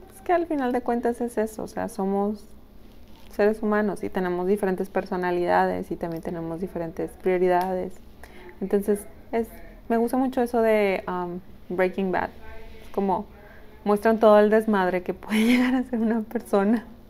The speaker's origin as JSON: {"language": "Spanish", "country": "Mexico", "said": "Somos mexicanos"}